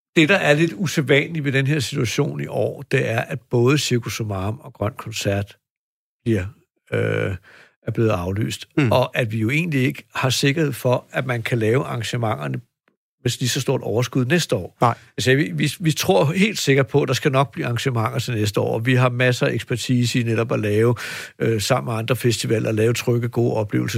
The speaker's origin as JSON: {"language": "Danish", "country": "Denmark", "said": "vi som danskere"}